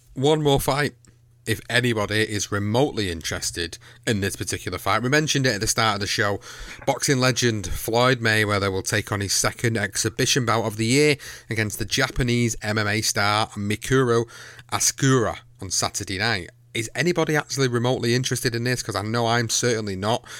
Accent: Manchester, North West England, United Kingdom; in Manchester, in my hometown

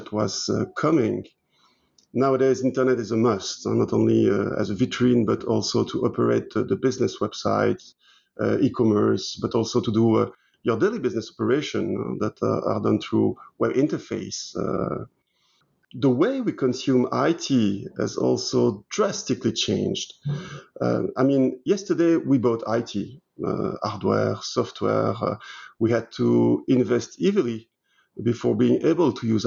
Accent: Belgium; first language French; English is a second language; moved away as an adult; also born or lived in Liège, Belgium / Brussels, Belgium; now in Luxembourg; I'm 51, both Belgian and British nationalities, even if my mother tongue is French.

